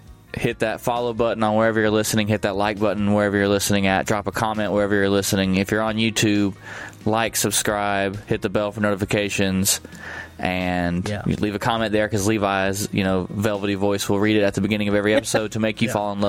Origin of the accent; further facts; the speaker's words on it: Galicia, Spain; I am from Galicia, a region in Spain that speaks a language that is very similar to Portuguese